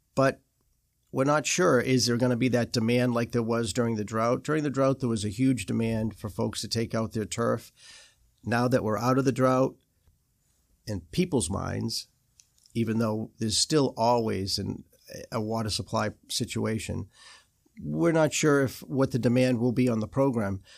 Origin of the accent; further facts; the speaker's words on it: Boston, Massachusetts, United States; moved away; I'm from Boston